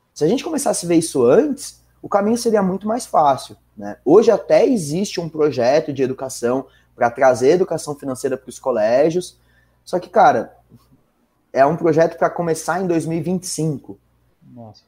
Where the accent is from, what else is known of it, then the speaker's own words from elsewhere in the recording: São Bernardo do Campo, São Paulo, Brazil; moved away as an adult; now in São Paulo, Brazil; eu sou de São Bernardo, nascido e crescido em São Bernardo a vida inteira. Dá para perceber pelo R